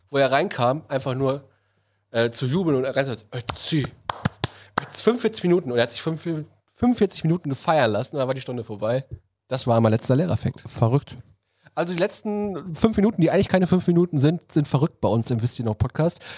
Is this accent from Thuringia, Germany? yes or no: no; Reinickendorf, Berlin, Germany; Bin aus Reinickendorf